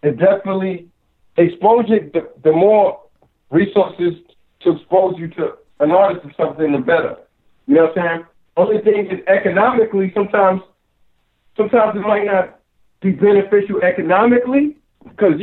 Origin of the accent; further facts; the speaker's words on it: United States; I'm an artist from America